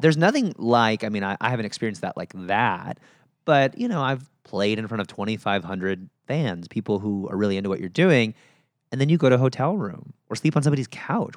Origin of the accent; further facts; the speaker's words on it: Chicago, Illinois, United States; moved away; grew up just outside of Chicago in the suburbs